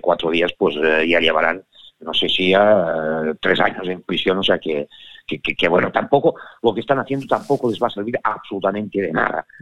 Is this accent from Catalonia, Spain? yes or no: yes; Catalonia, Spain; soy catalán, que he nacido en Cataluña